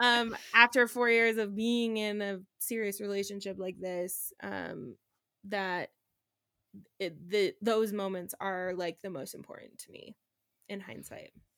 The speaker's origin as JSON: {"language": "English", "town": "Reno", "region": "Nevada", "country": "United States", "tie": "born or raised there", "moved": "yes", "said": "where I grew up in Reno, we have, um, this week long festival called Hot August Nights."}